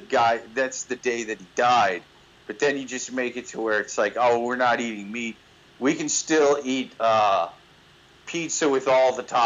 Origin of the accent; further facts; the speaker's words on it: Midwest, United States; born there; I was born an atheist in the Midwest on a pile of bacon.